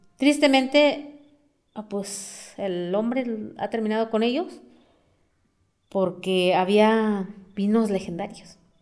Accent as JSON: {"language": "Spanish", "town": "Amealco", "region": "Querétaro", "country": "Mexico", "first_language": "Otomi", "second_language": "Spanish", "said": "tanto como de mi pueblo, tanto como de la ciudad"}